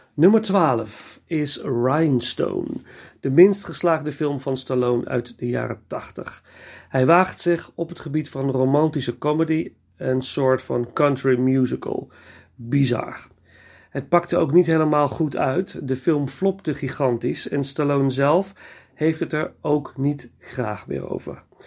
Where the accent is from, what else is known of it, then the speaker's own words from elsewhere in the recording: Nijmegen, Gelderland, Netherlands; ik ben geboren en getogen in Nijmegen.